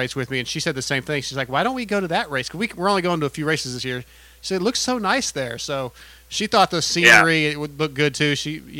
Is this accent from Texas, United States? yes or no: yes; Texas, United States; we're from Texas